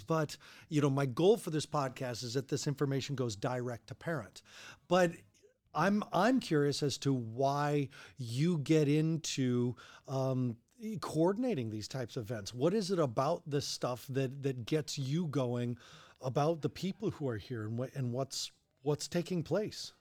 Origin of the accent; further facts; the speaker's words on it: Longmont, Colorado, United States; also born or lived in Denver; I grew up in Longmont, lived in Denver.